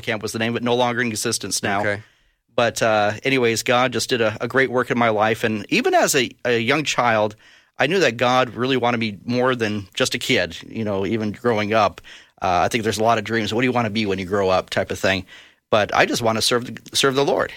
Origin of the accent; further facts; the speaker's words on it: Brainerd, Minnesota, United States; I was born in Brainerd, Minnesota, and uh, lived there actually most of my years, went to high school there